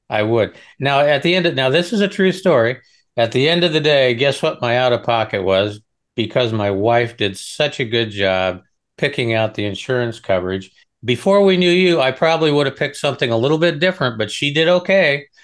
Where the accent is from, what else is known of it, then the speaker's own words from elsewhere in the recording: Nebraska, United States; I'm originally from Nebraska.